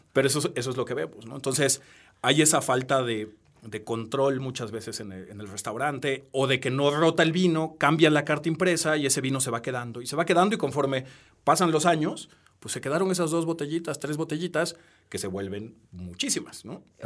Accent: Peru; now in Mexico; soy peruano, nací en Perú

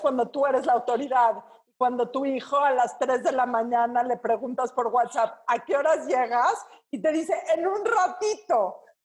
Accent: Mexico City, Mexico; en provincia odian los chilangos y es un odio bien ganado, porque somos conquistadores del mal gusto

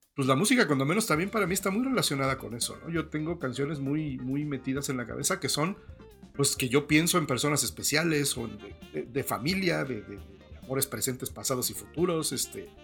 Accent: Mexico; nosotros nunca llegamos más lejos de San Antonio en coche desde México

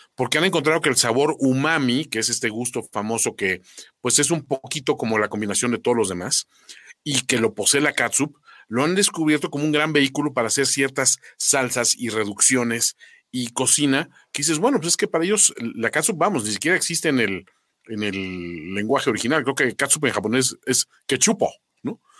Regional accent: Mexico; los mexicanos somos

